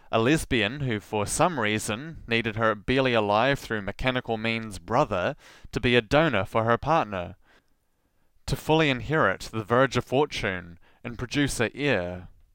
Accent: Southland, New Zealand; accent: rolled R (Southland)

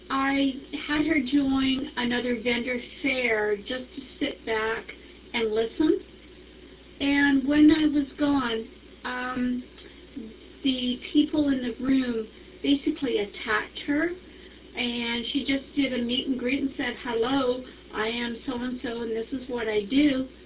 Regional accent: Canada; I'm from Canada

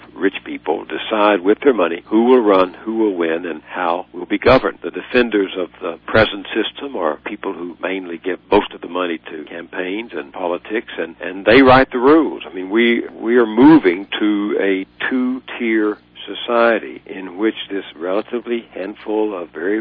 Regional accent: Texas, United States; in Texas, my home state, poor kids like me could get to college

